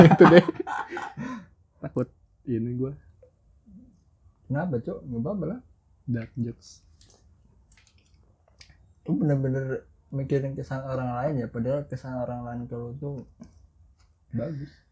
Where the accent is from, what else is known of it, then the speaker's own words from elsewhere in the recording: Java, Indonesia; karena gue orang Jawa cok